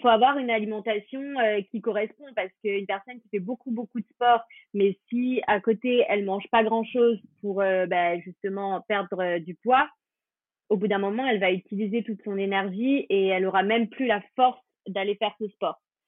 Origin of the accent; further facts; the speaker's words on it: France; on est français